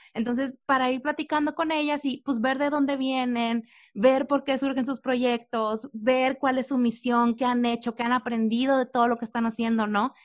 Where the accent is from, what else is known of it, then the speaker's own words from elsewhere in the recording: Reynosa, Tamaulipas, Mexico; sabemos que somos de Reynosa